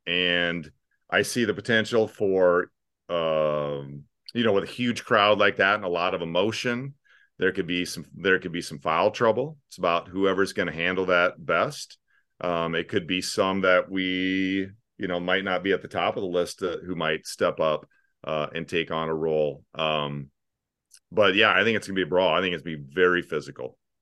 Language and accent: English; Sioux Falls, South Dakota, United States; now in Omaha, United States; I grew up in Sioux Falls, cultural mecca located directly north of here